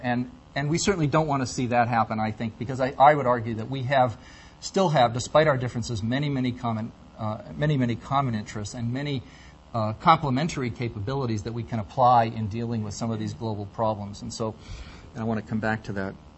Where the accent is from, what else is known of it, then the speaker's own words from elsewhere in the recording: United States; speaking as an American